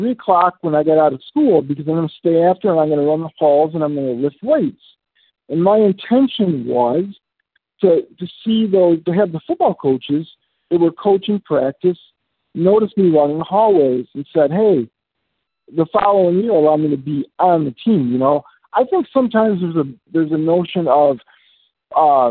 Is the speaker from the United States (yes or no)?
yes; Chicago, Illinois, United States; I grew up in the Chicagoland area